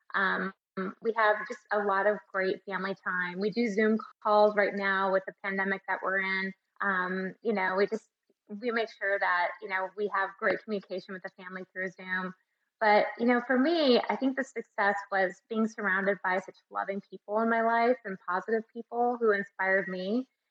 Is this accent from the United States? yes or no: yes; Tucson, Arizona, United States; I'm actually from Tucson and won Mrs. Tucson.